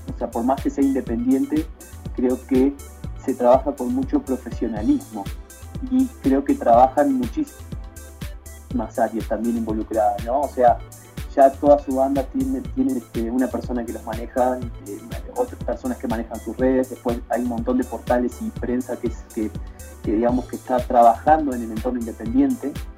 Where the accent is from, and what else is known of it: Uruguay; now in Mexico